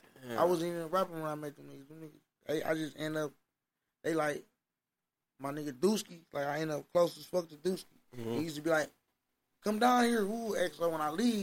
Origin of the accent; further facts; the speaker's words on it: Milwaukee, Wisconsin, United States; I'm from Milwaukee